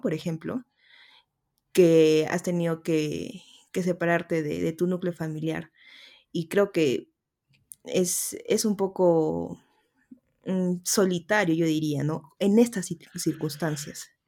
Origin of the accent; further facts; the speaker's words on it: Arequipa, Peru; yo soy arequipeña. Si escuchan un poquito el dejo, se aguantan nomás